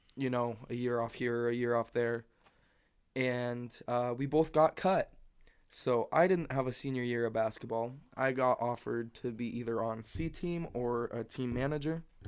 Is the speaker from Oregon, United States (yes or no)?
yes; Stanfield, Oregon, United States; also born or lived in Echo; I moved to Stanfield from Echo, which was just a town over in third grade